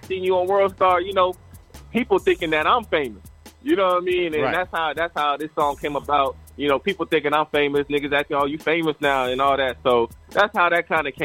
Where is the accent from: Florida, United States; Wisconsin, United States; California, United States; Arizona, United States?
Florida, United States; Fort Walton Beach; now in Destin, United States; I'm from Fort Walton, but I live in Destin.